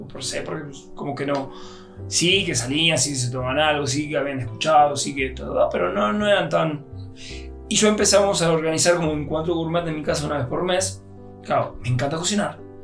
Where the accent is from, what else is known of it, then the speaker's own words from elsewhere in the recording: Argentina; En Argentina, que yo se lo preparaba a mi papá cuando yo tenía 10, 12 años